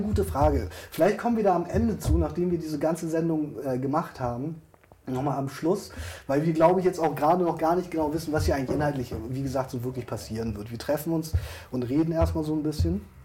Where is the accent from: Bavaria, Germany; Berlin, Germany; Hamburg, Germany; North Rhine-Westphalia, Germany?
Hamburg, Germany; Wir, wir kommen beide übrigens aus Hamburg